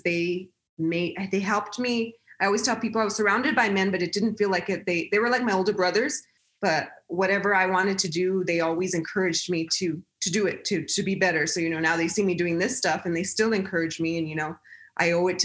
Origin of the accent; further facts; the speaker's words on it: El Paso, Texas, United States; I'm born and raised in El Paso, Texas